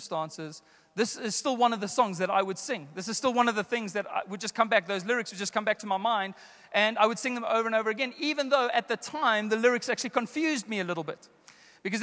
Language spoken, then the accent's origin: English; South Africa; I grew up in the Apostolic Faith Mission, the AFM church, the early Pentecostal church in our country. And my grandfather pastored a church here in Joburg